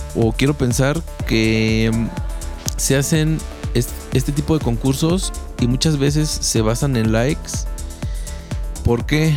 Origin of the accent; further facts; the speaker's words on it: Mexico; esa mentalidad que tenemos como mexicanos